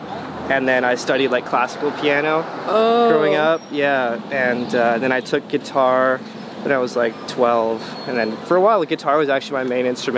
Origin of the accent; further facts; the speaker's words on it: Vancouver, British Columbia, Canada; moved away; also born or lived in Port Moody, Canada / Montreal, Canada; I was born actually in Vancouver.